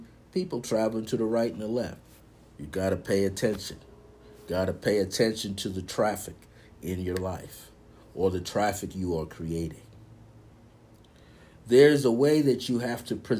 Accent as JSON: {"language": "English", "region": "New York", "country": "United States", "said": "I'm from New York"}